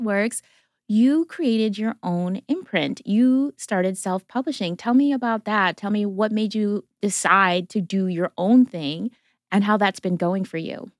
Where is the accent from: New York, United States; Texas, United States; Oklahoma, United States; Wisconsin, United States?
Wisconsin, United States; moved away; also born or lived in Brooklyn, United States; I didn't grow up in Canada, but I was like Canada adjacent in Wisconsin